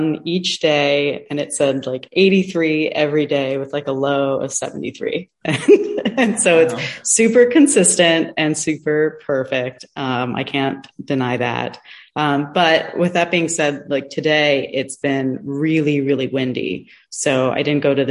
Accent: Seattle, Washington, United States; now in Los Angeles, United States; I grew up in Seattle

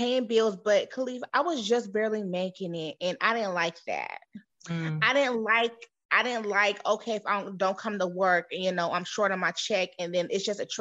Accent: San Diego, California, United States; now in Texas, United States; I'm originally from San Diego, California. I just resided in Texas.

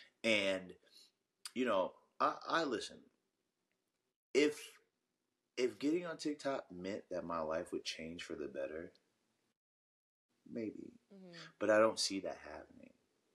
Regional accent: New Orleans, Louisiana, United States; be from New Jersey or New York because I would want to be from New Orleans.

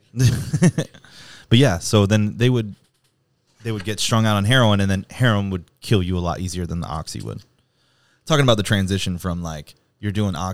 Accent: East Coast, United States; now in San Diego, United States; I'm from the East Coast

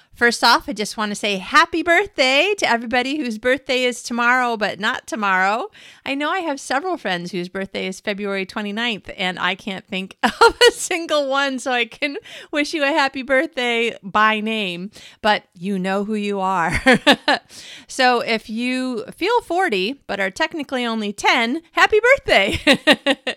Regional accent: United States; now in Malmo, Sweden; as an American

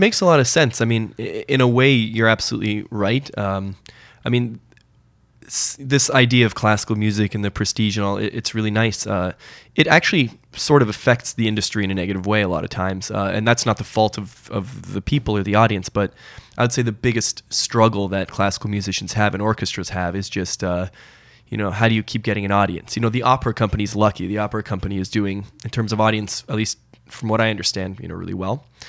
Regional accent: Portland, Oregon, United States; also born or lived in New York City / Los Angeles / Montreal; now in Toronto, Canada; I was born in Toronto, but I, uh, spent most of my, I guess, formative years, my childhood in the States. So I, I spent a majority of my school time in Portland, Oregon

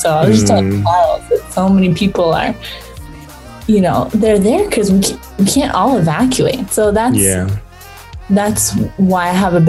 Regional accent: Northern California, United States; Northern California, we're having big wildfires, and a lot of it was started by lightning. So over in my hometown where I'm staying these days

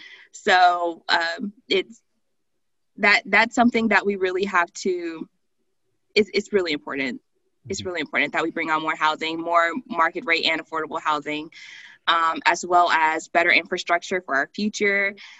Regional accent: the South, United States; Well, I definitely growing up in the South, I have a large understanding of policing and institutional racism.

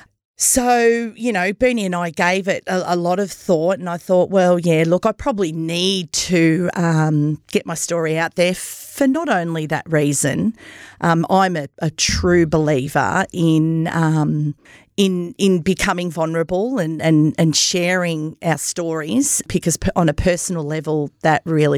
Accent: Myrtleford, Victoria, Australia; So grew up in Myrtleford. I'm one of five children. My parents migrated from Italy.

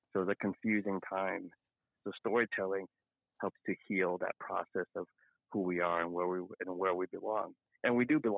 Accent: Luang Prabang, Luang Prabang Province, Laos; moved away; I'm a refugee from Laos um เป็นคนอ่อเป็นคนมุงหลวง so i'm from long p r a b a n g and i came to this country in the early u right around 1980

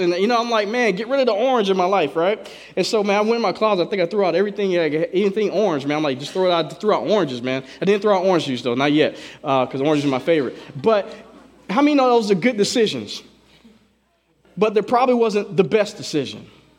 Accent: Southern United States, United States; now in Washington State, United States; You know, we're from the South, man. And I didn't have road rage until I moved up here.

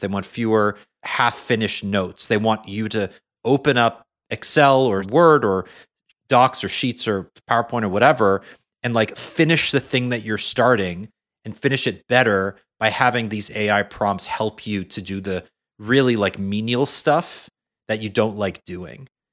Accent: Canada; a Canadian

